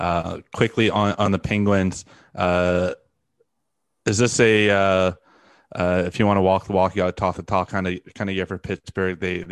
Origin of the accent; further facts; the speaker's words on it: Toronto, Ontario, Canada; I'm from Toronto.